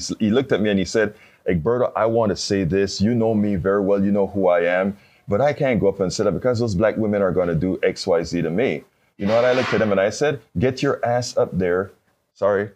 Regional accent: Panama; moved away; I'm from Panama.

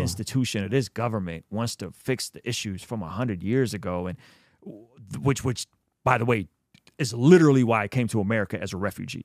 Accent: Azerbaijan; moved away; I'm from Azerbaijan, which is the country just, just, uh, to the right of Armenia

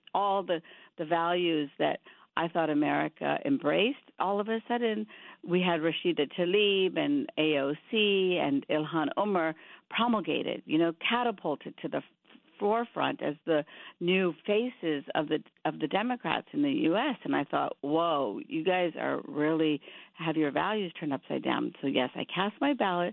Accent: India; now in United States; I grew up in India, but half my family moved to Pakistan being Muslim

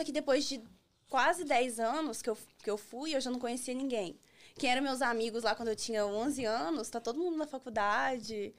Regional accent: Manhuaçu, Minas Gerais, Brazil; now in United States; Eu sou de Manhuaçu, Minas Gerais

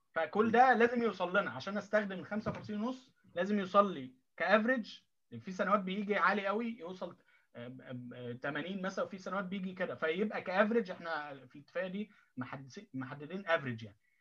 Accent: Egypt; moved away as an adult; now in Tokyo, Japan; احنا كمصريين

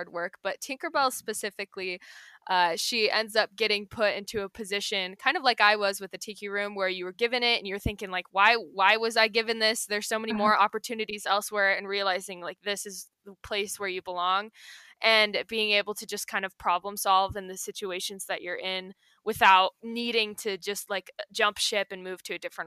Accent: Utah, United States; I'm originally from Utah

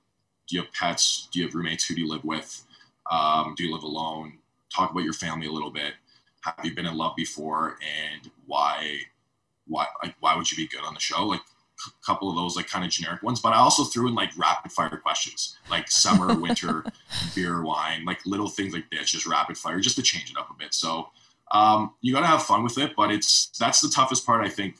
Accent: Canada; as a Canadian

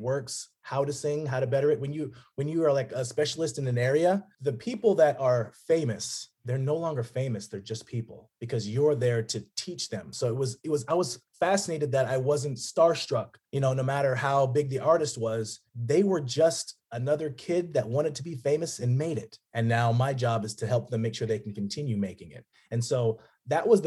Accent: Las Vegas, Nevada, United States; moved away as an adult; now in Los Angeles, United States; I grew up in Vegas, Las Vegas, kind of bounced around within there.

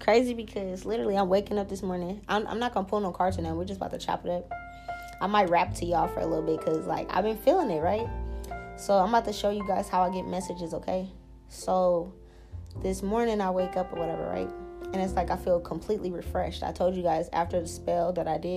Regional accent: New Orleans, Louisiana, United States; I'm from New Orleans.

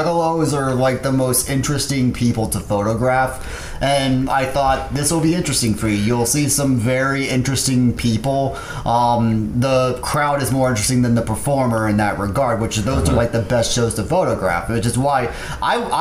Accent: Sherman, Texas, United States; also born or lived in Dallas, Texas / Denton, Texas / Little Elm, Texas; my family lives around the Sherman area

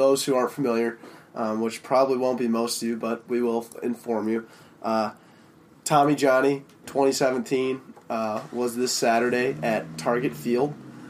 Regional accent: Minnesota, United States; we're from St. Thomas, we're Twin City guys, we're city slickers for sure.

